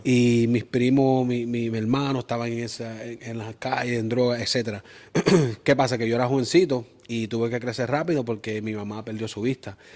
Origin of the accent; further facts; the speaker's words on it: Springfield, Massachusetts, United States; also born or lived in Aguas Buenas, Puerto Rico; Yo soy de allá, entonces, pero en sí me crié y nací en Springfield